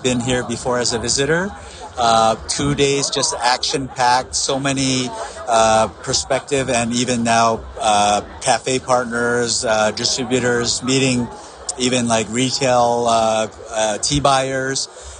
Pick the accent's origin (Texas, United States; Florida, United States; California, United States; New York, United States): New York, United States; Mount Kisco; I'm from Mount Kisco, New York. It's Westchester County, about an hour north of New York City.